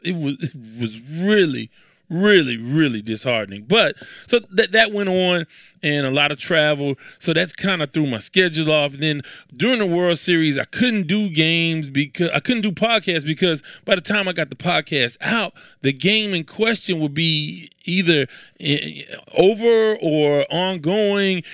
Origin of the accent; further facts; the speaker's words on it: Houston, Texas, United States; I'm from Houston, so of course I'm from a melting pot